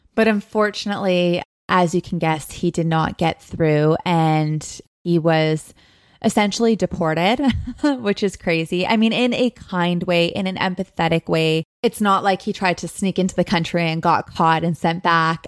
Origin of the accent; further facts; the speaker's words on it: Thunder Bay, Ontario, Canada; moved away as an adult; also born or lived in Los Angeles; I am currently coming to you live from my hometown, my home, Thunder Bay, Ontario